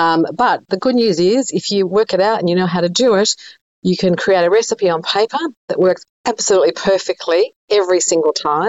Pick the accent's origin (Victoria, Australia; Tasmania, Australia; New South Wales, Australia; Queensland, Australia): New South Wales, Australia; Sydney; I grew up in Sydney, and they had a very famous gelato shop down there called Guido's.